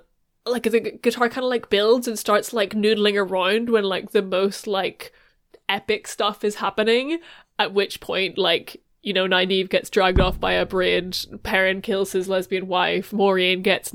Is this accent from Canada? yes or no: no; Ireland; being Irish